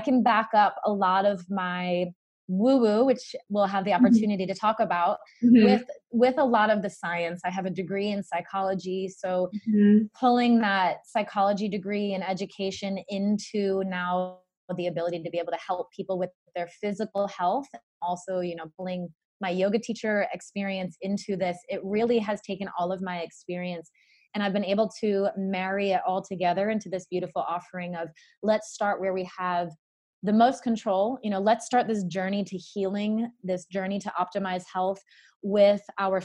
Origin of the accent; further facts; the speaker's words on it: Narragansett, Rhode Island, United States; moved away as an adult; also born or lived in Charleston, South Carolina; I grew up in Narragansett, Rhode Island, where I lived for the first 18 years of my life.